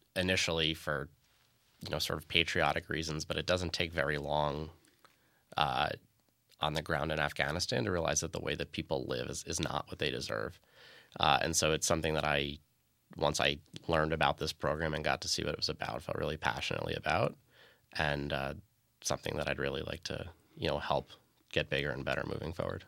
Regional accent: Long Island, New York, United States; moved away; I grew up on Long Island in, in an America where the thought of attacks like this didn't happen

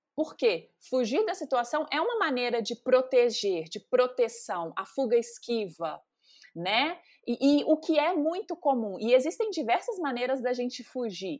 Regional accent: Carangola, Minas Gerais, Brazil; moved away as an adult; now in São Paulo, Brazil; Eu sou mineira, né? Nascida aí em Carangola, Minas, interior de Minas, zona da mata é, saí muito cedo de casa, justamente para poder estudar, mas as minhas raízes são de Minas

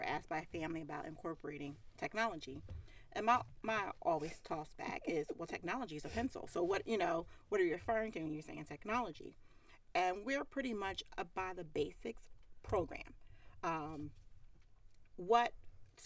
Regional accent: Philadelphia, Pennsylvania, United States; accent: Philly; the Philly in me says water. And the waitress said, oh, you speak Philly.

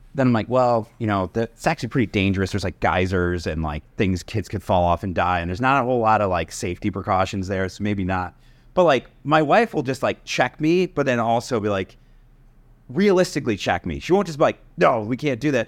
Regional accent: Connecticut, United States; I grew up in Connecticut

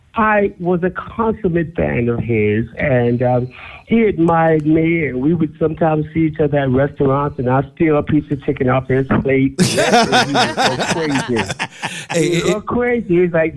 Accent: New York City, New York, United States; born or raised there

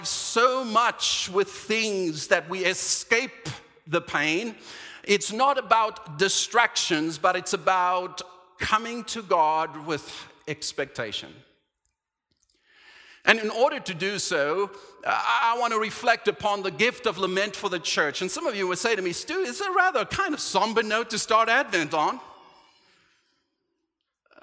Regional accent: Cape Town, Western Cape, South Africa; moved away; We're going home to the promised land, to Cape Town, South Africa

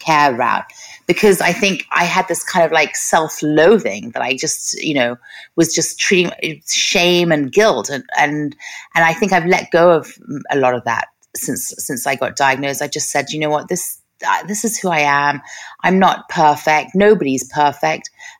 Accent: Los Angeles, California, United States; I grew up in Hollywood

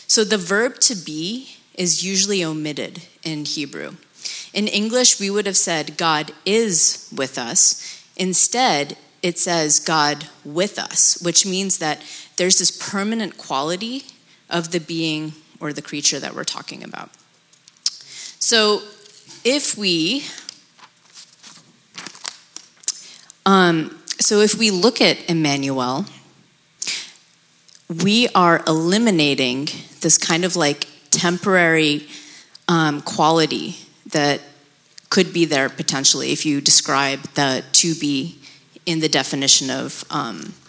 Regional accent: United States; also born or lived in Pakistan / Abu Dhabi; I was born in Pakistan, and I lived in Abu Dhabi until I was 9, and moved to America around that time period.

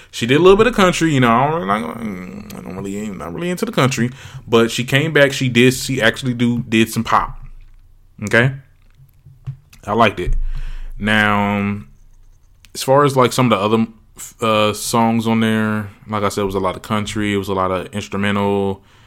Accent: Trenton, New Jersey, United States; my hometown, Trenton

